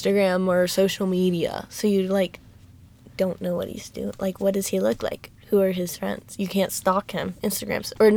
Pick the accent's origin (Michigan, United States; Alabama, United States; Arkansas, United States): Alabama, United States; we're from Alabama